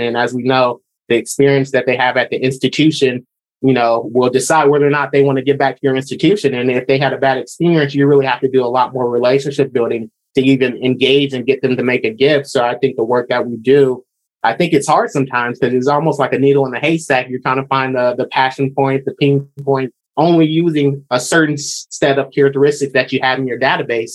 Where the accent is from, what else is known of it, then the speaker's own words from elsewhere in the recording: Lansing, Michigan, United States; moved away as an adult; also born or lived in Washington State; now in Oregon, United States; I'm from Michigan. So born and raised in, in Lansing